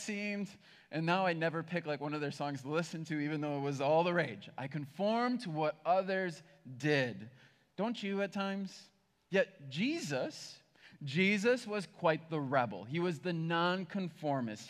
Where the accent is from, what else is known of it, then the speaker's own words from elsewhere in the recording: Berlin, United States; I grew up in Berlin, which is a tiny town